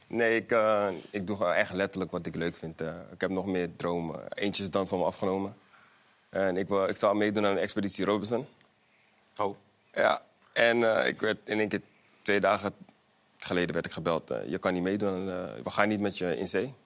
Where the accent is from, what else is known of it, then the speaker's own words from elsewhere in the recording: The Hague, South Holland, Netherlands; Ik kom uit Molenwijk, Den Haag